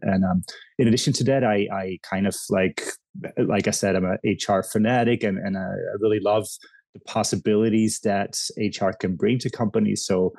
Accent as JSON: {"language": "English", "country": "Netherlands", "tie": "born or raised there", "also_born_or_lived": "Indonesia / Haiti / Belgium", "moved": "as an adult", "lives_now": "United States", "said": "So I was born in Indonesia, lived in Haiti for a while, then went to the Netherlands, lived in a couple of different places, to Belgium."}